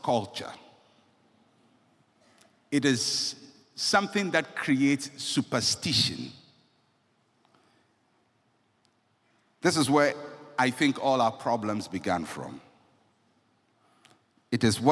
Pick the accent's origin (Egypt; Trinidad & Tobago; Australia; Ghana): Ghana; I'm a Ghanaian